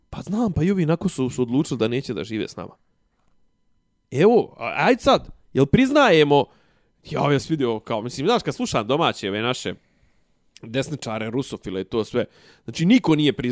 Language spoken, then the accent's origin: Croatian; Serbia